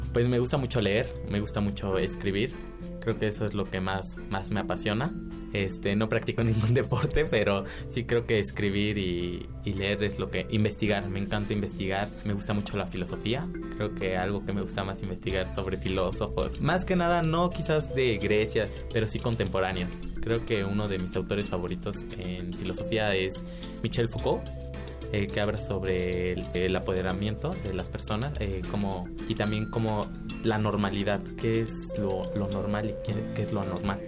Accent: Mexico City, Mexico; Nací en, eh, en la Ciudad de México el 21 de abril de 1999

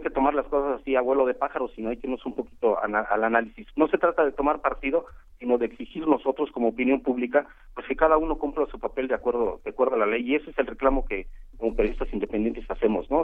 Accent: Morelos, Mexico; conozco la historia de Morelos, soy de Morelos

